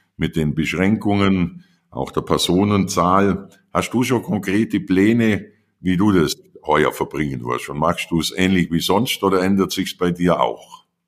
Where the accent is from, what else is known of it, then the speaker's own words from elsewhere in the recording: Allgäu, Bavaria, Germany; dann kommst du ins Allgäu und das ist meine Heimat